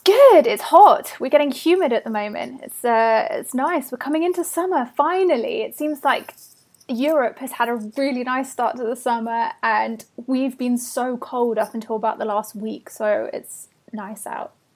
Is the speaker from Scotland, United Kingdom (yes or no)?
no; Bath, South West England, United Kingdom; I grew up in Bath in the west of England.